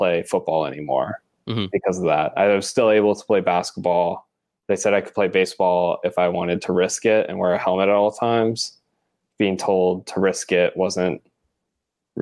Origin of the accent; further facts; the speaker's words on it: El Paso, Texas, United States; I'm from El Paso, Texas